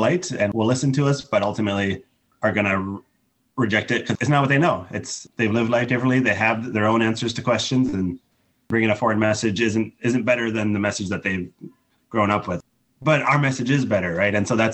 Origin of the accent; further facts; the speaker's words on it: United States; an American who looks very not Japanese